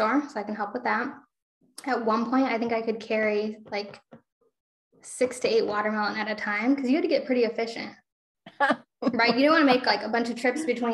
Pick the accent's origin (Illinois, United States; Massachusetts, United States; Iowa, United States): Iowa, United States; a small town in; now in Solon, United States; I am from a small town in Iowa that doesn't even have what you would call six city blocks.